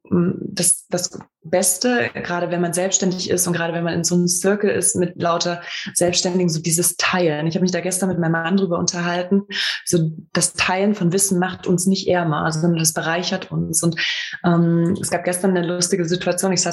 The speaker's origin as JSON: {"language": "German", "region": "Thuringia", "country": "Germany", "said": "in Gera gedruckt, in meiner Heimat, in Thüringen."}